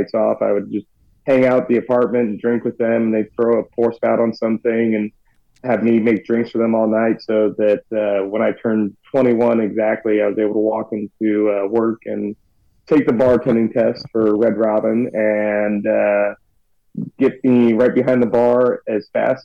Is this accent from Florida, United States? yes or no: no; Northern Kentucky, United States; I grew up in Northern Kentucky near Cincinnati